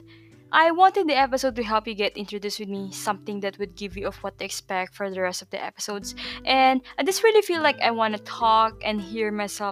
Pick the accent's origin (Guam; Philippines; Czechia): Philippines; moved away as an adult; also born or lived in Malaysia; now in Tallinn, Estonia; I'm born and raised in Philippines.